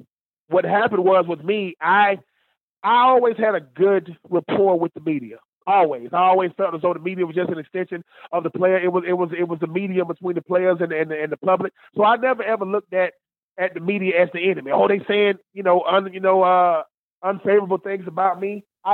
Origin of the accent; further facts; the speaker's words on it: Georgia, United States; moved away as an adult; also born or lived in Florida / Tennessee / Tampa Bay / Bay Area; I'm a country boy. I grew up in Georgia, played college football in Florida, got drafted by Tennessee, had a cup of coffee, you know, with Tampa Bay, got to be in the Bay Area.